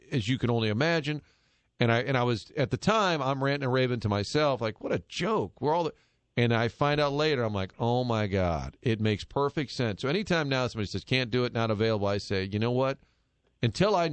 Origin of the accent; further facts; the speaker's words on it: St. Louis, Missouri, United States; "Hey, we're from St. Louis. Love to talk to Kenny."